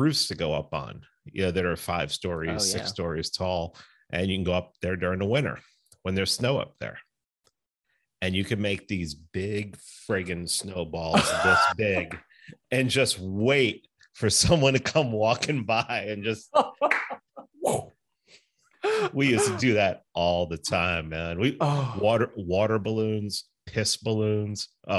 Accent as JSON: {"language": "English", "town": "New York City", "region": "New York", "country": "United States", "tie": "born or raised there", "said": "I grew up in the Bronx."}